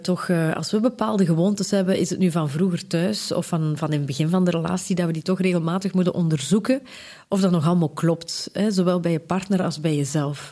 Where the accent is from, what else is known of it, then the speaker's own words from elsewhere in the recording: Belgium; Ik kom uit de Kempen